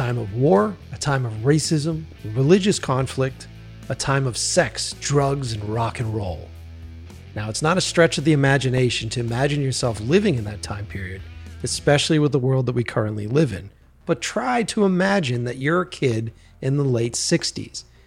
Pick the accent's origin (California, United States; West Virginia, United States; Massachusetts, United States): Massachusetts, United States; Boston; where I grew up in Boston